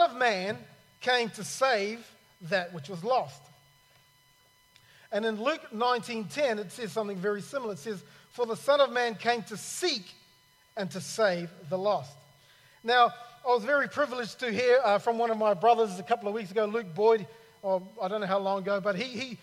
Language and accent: English; New Zealand; also born or lived in Cairns, Australia / Sydney, Australia; now in Australia; I'm originally from New Zealand